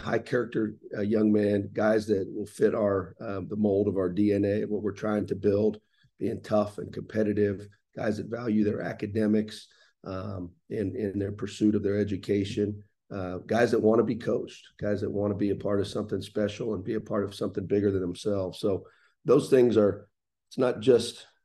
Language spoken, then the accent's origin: English; Columbus, Ohio, United States; moved away as an adult; now in Bloomington, United States; I was born and raised in Columbus, Ohio